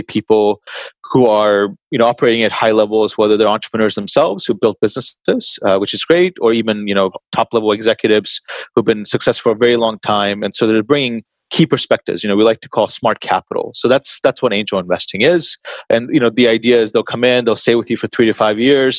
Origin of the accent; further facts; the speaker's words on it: Texas, United States; moved away; I grew up in Texas for most of my life, I suppose, like most of my youth